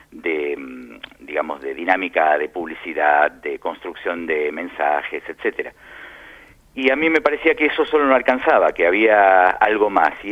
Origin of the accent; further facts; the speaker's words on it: Argentina; also born or lived in Lima, Peru; now in Madrid, Spain; Sí, nos fuimos de Argentina en febrero de 2010.